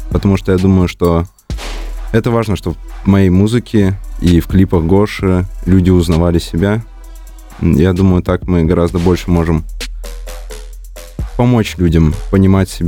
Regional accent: Komi Republic, Russia; moved away; Нет, нет, я человек из Коми, и я всегда буду представлять именно тот регион.

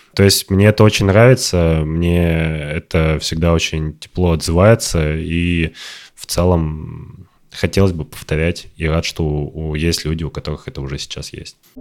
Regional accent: Kirov Oblast, Russia; moved away; ты живешь э, в Кировской области, в которой там типа татар не так много, а в твоем районе практически нет

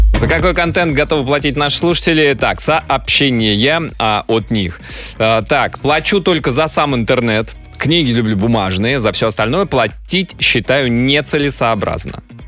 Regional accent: Russia; я, я россиянин

